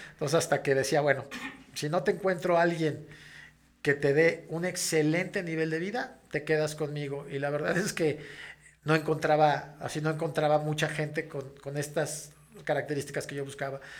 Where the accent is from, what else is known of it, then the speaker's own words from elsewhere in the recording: León, Guanajuato, Mexico; also born or lived in Mexico City; yo a los casi seis años me mudo con mi mamá este, y con mis hermanos y con un tío, hermano de mi mamá, a la ciudad de León, Guanajuato